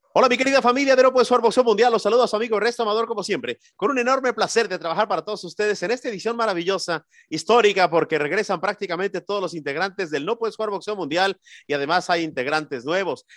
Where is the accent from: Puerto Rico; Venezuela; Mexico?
Mexico; yo soy más mexicano que el pinche Chile